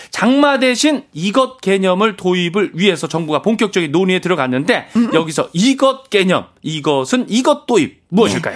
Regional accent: Hoengseong, Gangwon, South Korea; 제가 강원도 횡성의 고향 거기서 태어났잖아요

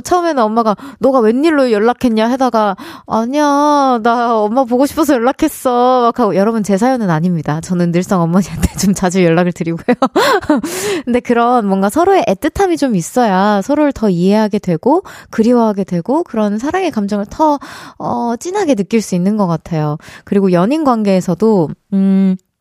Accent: United States; also born or lived in Gyeonggi Province; now in South Korea; 고향이라고 하기엔 조금 애매하긴 하지만 제 어린 시절이 많이, 어, 담겨져 있는 그 장소 장소가 사실 전 미국이긴 하거든요.

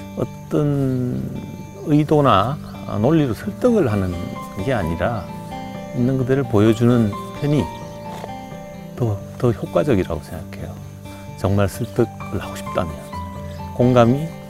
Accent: Sangju, North Gyeongsang, South Korea; moved away; 고향이 경북 상주 농촌 출신이고요. 어린 시절을 보내고

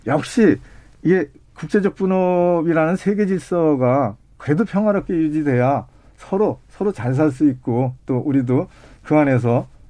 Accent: Paju, Gyeonggi Province, South Korea; 제가 이제 전방에서 태어나서 전방에서 살고 있어요

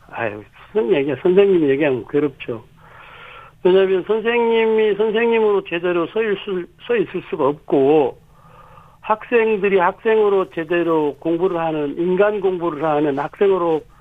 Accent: South Korea; 자라서 지금 그 살고 있는 작은 마을, 굉장히 네. 이렇게 강 언덕에 있는 마을인데

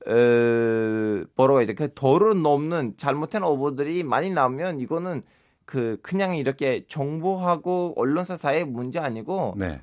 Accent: Turkey; Korean is a second language; moved away as an adult; now in South Korea

